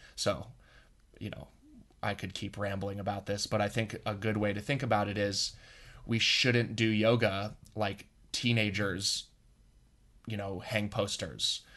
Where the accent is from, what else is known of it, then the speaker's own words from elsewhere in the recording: Boulder, Colorado, United States; I grew up in Boulder.